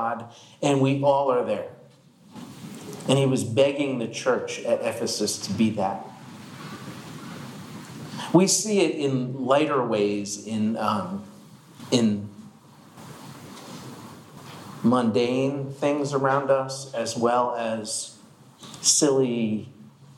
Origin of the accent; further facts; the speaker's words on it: Marlton, New Jersey, United States; I grew up young in the Marlton area in New Jersey